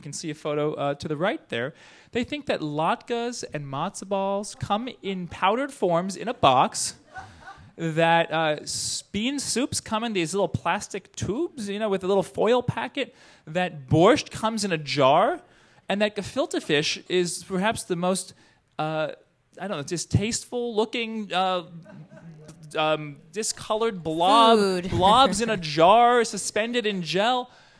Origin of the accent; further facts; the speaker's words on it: New Jersey, United States; So growing up, I grew up in the New York area, so did Liz. I grew up in northern New Jersey